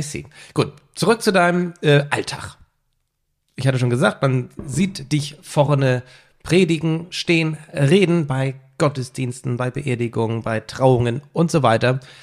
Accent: Mildstedt, Schleswig-Holstein, Germany; ich bin ja in Milchstedt aufgewachsen.

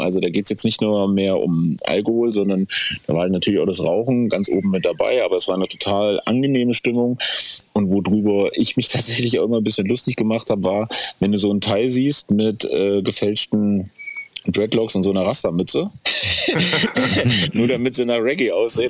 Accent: Germany; als Deutsche sind wir ja

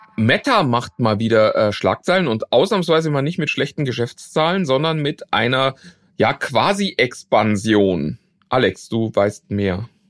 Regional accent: Germany; für uns als Deutsche

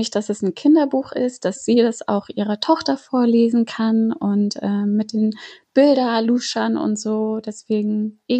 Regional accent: Flensburg, Schleswig-Holstein, Germany; now in Hamburg, Germany; Ich bin 29 Jahre alt. Ich lebe seit zehn Jahren in Hamburg. Geboren und aufgewachsen bin ich aber in Flensburg.

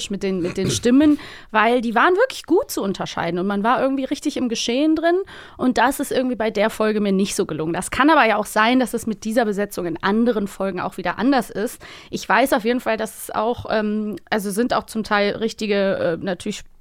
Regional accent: Cologne, North Rhine-Westphalia, Germany; accent: Rhenish; Das ist bei mir mit dem äh, Rheinisch auch so, weil ich komme ja aus Köln

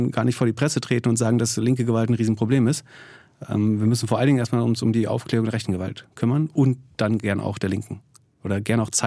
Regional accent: East Germany, Germany; wir sind beide in Ostdeutschland aufgewachsen.

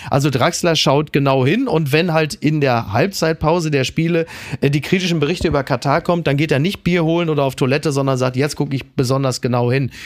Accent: North Rhine-Westphalia, Germany; ich bin selber aus NRW

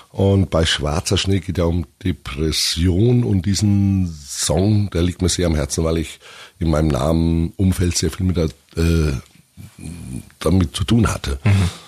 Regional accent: Augsburg, Bavaria, Germany; meine Heimatstadt.

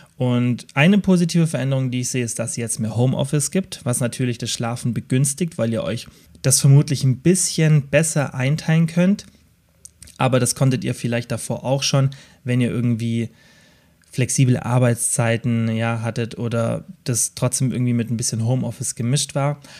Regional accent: Southern Germany, Germany; Bei uns im Süden

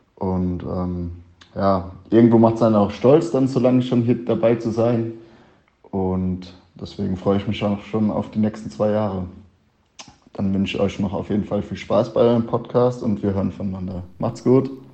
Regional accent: Kleinwallstadt, Bavaria, Germany; Ich komme aus Kleinwallstadt, das ist gerade auf der anderen Mainseite hier. Ähm, war früher als Kind natürlich schon immer auf den Spielen

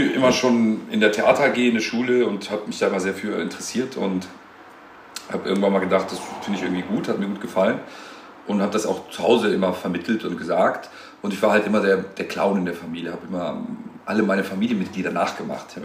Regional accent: Tunisia; Aber er ist Marokkaner und ich bin Tunesier.

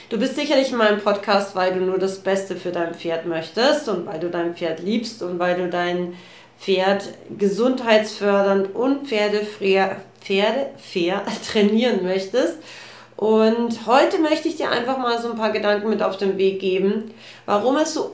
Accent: Austria; Äh, bei uns in Österreich gibt so es einen, so einen Spruch, der heißt, ähm, wie der Herr sus gescher.

